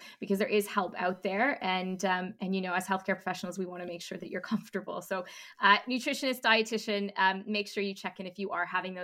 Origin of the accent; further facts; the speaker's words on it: Canada; being Canadian